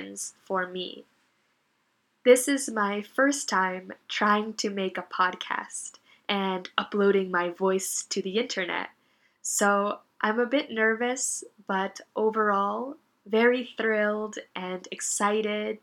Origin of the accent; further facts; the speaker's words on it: Northeastern United States, United States; moved away as an adult; now in Japan; I am from the United States. More specifically, I'm from the East Coast of the country